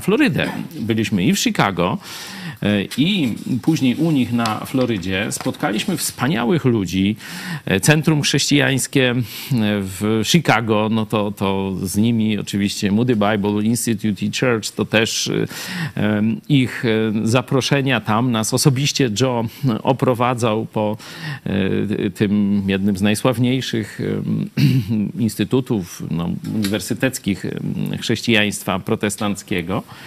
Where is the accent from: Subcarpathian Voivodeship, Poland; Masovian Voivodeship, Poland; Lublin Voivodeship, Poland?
Lublin Voivodeship, Poland; Lublin; also born or lived in Kraków; Jesteśmy z Lublina